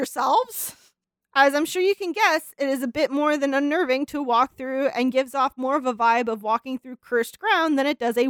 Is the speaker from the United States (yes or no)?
yes; Colorado, United States; I was raised in Colorado, about an hour and 15 minutes away from the Denver airport